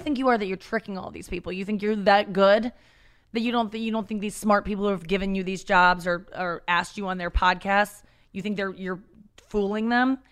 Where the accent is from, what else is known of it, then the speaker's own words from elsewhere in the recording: St. Louis, Missouri, United States; also born or lived in Cincinnati, Ohio; I grew up in Cincinnati, Ohio until I was six, and then we moved to Saint Louis, Missouri.